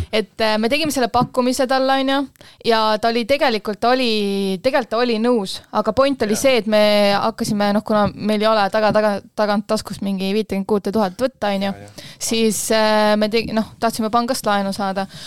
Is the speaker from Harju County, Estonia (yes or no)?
yes; Kose, Harju County, Estonia; ise olen äh, Kosalõõgust pärit